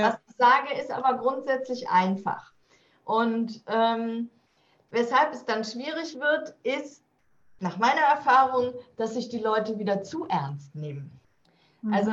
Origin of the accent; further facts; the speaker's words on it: Rhineland, Germany; Ich komme ja aus dem Rheinland.